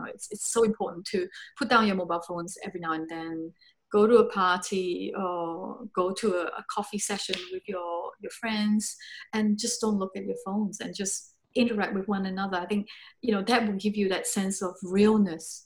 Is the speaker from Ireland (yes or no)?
no; Singapore; I grew up in Singapore. I was born there